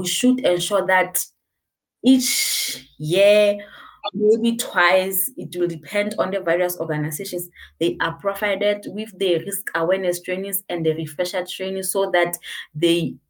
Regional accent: Lesotho; I'm from Lesotho.

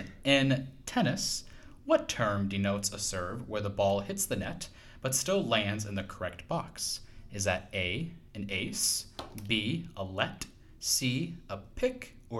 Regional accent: Virginia, United States; I am from Virginia, yes.

